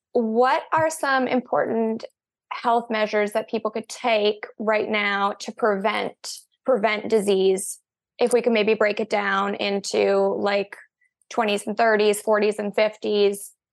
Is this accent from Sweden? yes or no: no; Canada; also born or lived in British Columbia; we're actually Canadian too